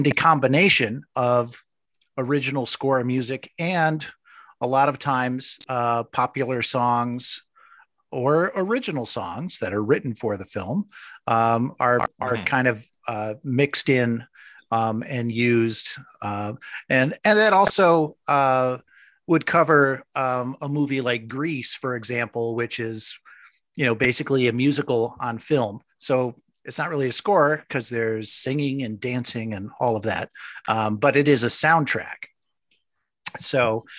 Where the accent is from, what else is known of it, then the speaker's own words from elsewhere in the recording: New York, United States; also born or lived in Minnesota; I turned four when we moved from Minnesota back to New York.